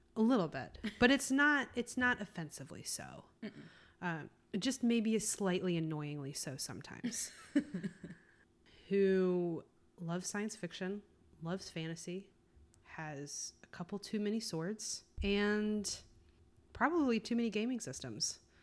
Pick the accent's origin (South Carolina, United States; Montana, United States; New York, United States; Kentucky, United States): South Carolina, United States; moved away as an adult; I grew up in South Carolina